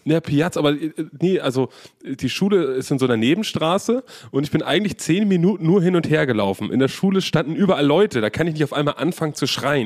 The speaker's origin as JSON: {"language": "German", "country": "Germany", "said": "Ich bin aus Deutschland"}